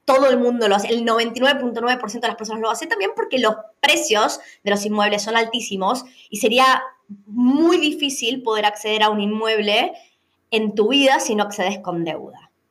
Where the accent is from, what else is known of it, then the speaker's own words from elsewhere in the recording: Argentina; now in Australia; tanto vos como yo somos argentinas